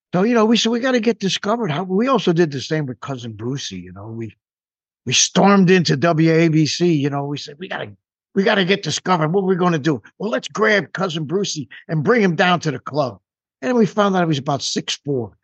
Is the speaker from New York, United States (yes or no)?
yes; New York, United States; I grew up near New York City